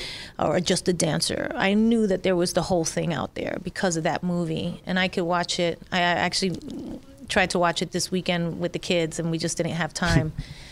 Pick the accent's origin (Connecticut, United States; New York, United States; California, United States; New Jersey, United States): New York, United States; New York City; from just growing up in the Bronx.